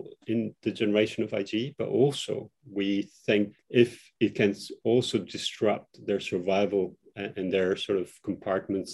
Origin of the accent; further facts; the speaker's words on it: Kosovo; now in United Kingdom; I'm originally also from Kosovo